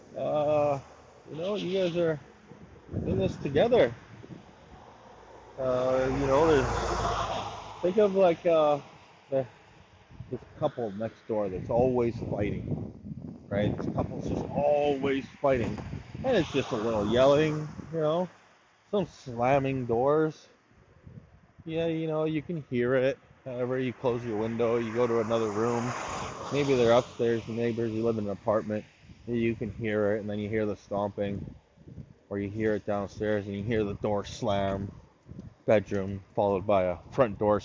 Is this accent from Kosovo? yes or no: no; Canada; as a Canadian